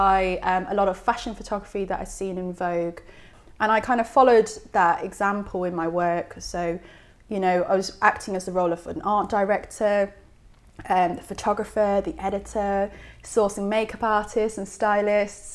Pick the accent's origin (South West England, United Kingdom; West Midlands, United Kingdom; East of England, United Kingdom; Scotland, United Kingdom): East of England, United Kingdom; Essex; also born or lived in High Wycombe; I did a little bit of growing up in High Wycombe, but mainly in Essex, where there are not many mountains